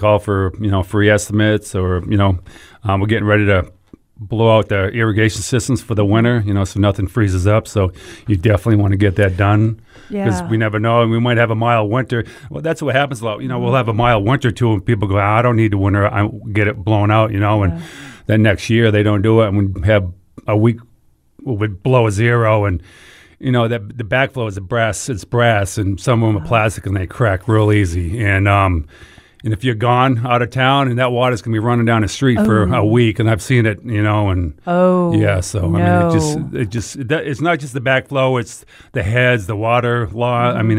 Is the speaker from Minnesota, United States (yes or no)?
no; Massachusetts, United States; now in Memphis, United States